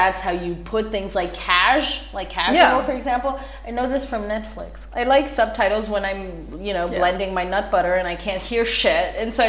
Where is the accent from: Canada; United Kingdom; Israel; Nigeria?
Israel; born there; English is a second language; And Hebrew because I was born in Israel.